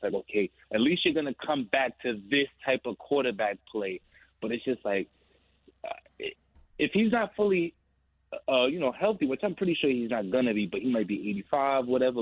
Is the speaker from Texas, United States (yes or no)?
no; New York, United States; me as a New Yorker